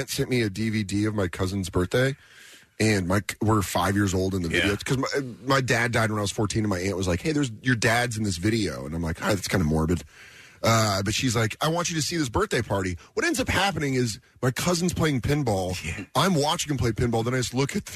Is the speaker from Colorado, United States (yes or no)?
yes; Aurora, Colorado, United States; moved away as an adult; also born or lived in Denver, Colorado / Tucson, Arizona; now in New York, United States; I'm from Aurora, Colorado